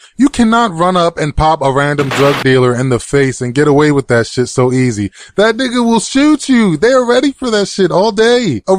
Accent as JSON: {"language": "English", "town": "Baltimore", "region": "Maryland", "country": "United States", "tie": "born or raised there", "said": "That's actually my hometown."}